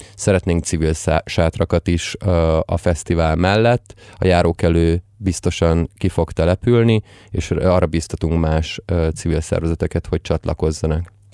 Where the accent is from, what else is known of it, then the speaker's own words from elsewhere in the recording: Budapest, Hungary; a Népsziáz utcán, ahol egyébként fölnőttem